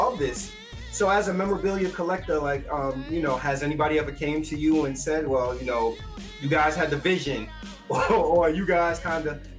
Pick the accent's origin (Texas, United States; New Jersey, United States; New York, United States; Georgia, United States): New York, United States; New York City; growing up in the Bronx on Fordham Road